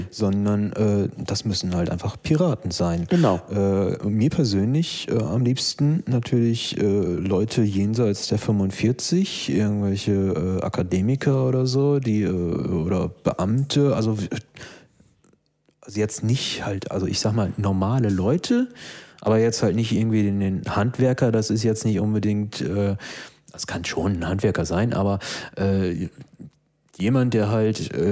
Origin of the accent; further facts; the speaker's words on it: Neukölln, Berlin, Germany; ich bin halt kein Stuttgarter, sondern eben Neuköllner und da interessiert mich das nicht so sehr, was da eben in Stuttgart passiert.